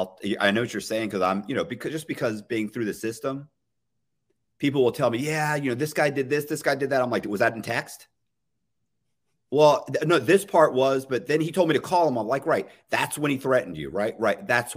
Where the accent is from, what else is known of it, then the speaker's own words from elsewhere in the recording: the South, United States; I was raised in the South. I was educated here.